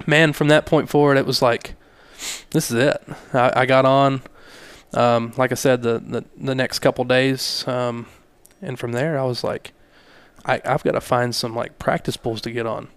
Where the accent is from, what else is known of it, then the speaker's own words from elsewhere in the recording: Hobbs, New Mexico, United States; I grew up in Hobbs.